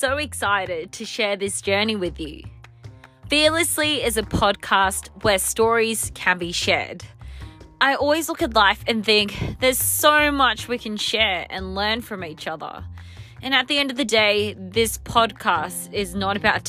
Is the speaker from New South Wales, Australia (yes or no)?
yes; Sydney, New South Wales, Australia; I was born and raised in Sydney, Australia